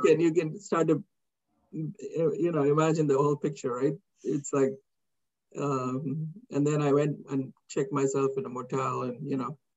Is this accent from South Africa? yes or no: no; India; moved away as an adult; now in United States; growing up in India in the 60s